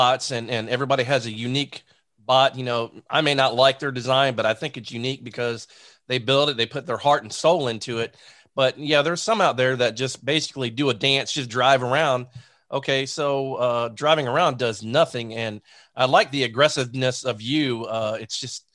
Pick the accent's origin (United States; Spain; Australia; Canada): United States; Zephyrhills, Florida; I'm a Bulldog from Zephyr Hills High School. I graduated